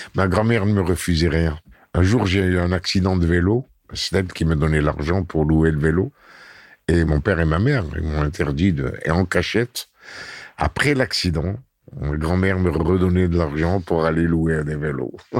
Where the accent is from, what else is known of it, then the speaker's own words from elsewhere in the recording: Constantine, Constantine Province, Algeria; C'est Constantine, ma ville natale.